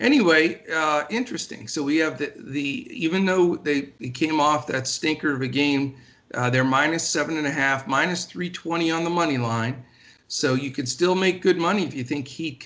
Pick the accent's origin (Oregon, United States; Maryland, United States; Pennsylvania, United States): Pennsylvania, United States; moved away; I'm originally from Pennsylvania